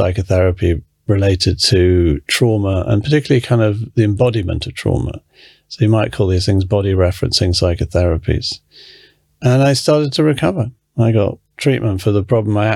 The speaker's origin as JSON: {"language": "English", "region": "England", "country": "United Kingdom", "tie": "born or raised there", "also_born_or_lived": "London", "said": "I was born in England. My mother's American. My father is English."}